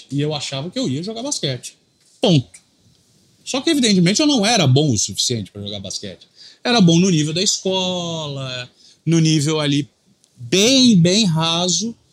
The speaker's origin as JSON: {"language": "Portuguese", "region": "Rio de Janeiro", "country": "Brazil", "tie": "born there", "said": "Nasci no Rio de Janeiro."}